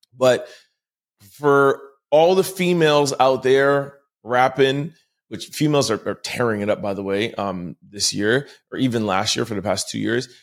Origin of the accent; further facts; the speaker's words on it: Montreal, Quebec, Canada; I am from Montreal, uh, born and raised in Montreal